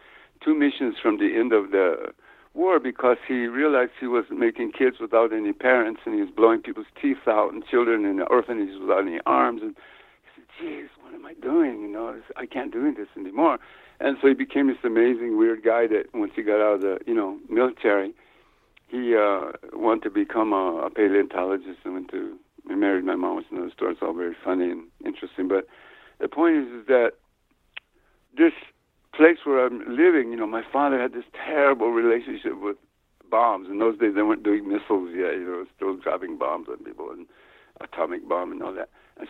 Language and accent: English; New Mexico, United States; also born or lived in Ohio; You know, I grew up in New Mexico, like I said, I was born in Ohio, but I didn't grow up there. I grew up in New Mexico on an Indian reservation here.